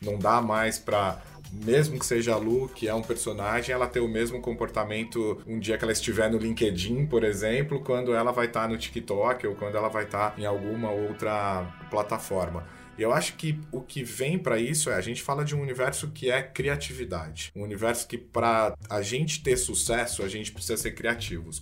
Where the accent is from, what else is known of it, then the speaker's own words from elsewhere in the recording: interior of São Paulo, Brazil; eu sou do interior de São Paulo, muito próximo ali, né? Convivi desde a infância com o Magazine Luiza na época ali.